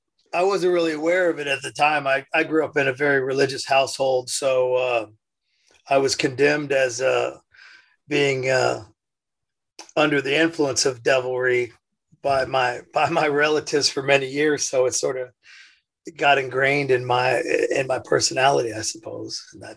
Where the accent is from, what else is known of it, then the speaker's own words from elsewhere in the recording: Indiana, United States; Yeah, I was born in Indiana.